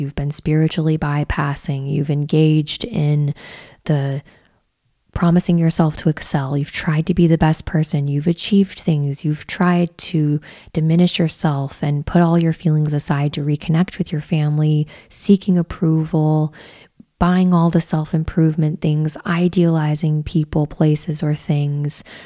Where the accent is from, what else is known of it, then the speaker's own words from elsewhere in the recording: Midwest, United States; growing up in the Midwest